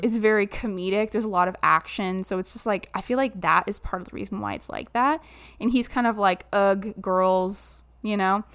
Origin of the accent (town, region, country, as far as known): Southern Ontario, Canada; born or raised there